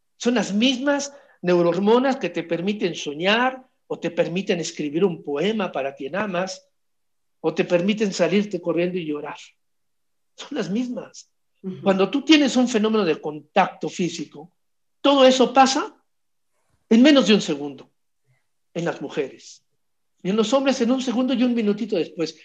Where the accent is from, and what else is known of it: Mexico